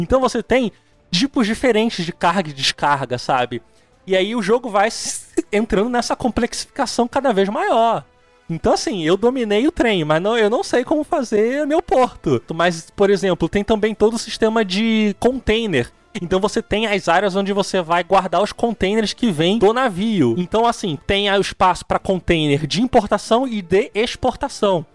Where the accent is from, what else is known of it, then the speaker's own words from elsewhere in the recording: Rio de Janeiro, Brazil; also born or lived in ABC Paulista; eu sou do Rio